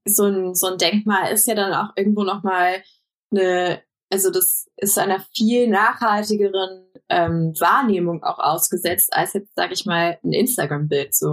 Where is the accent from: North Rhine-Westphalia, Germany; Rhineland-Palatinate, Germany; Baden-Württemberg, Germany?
North Rhine-Westphalia, Germany; Bonn; moved away; Ich komme ja aus Bonn ursprünglich